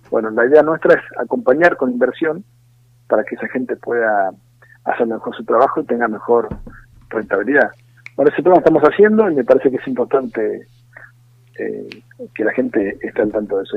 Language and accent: Spanish; Argentina; nosotros como argentinos